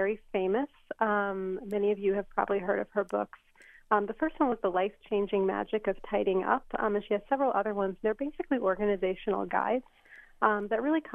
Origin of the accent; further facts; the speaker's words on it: United States; I was born in the United States